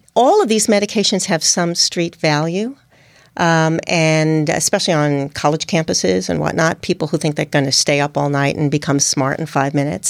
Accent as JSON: {"language": "English", "country": "United States", "also_born_or_lived": "Hong Kong / Oregon / Singapore / Japan", "accent": "New York/New Jersey", "moved": "as an adult", "said": "primarily in New York and in New Jersey. You can tell from my accent."}